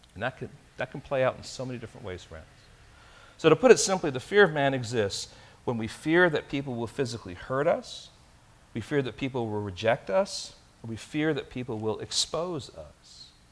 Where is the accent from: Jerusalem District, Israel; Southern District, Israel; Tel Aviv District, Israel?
Tel Aviv District, Israel; Tel Aviv; now in Castro Valley, United States; I was born in Tel Aviv, Israel.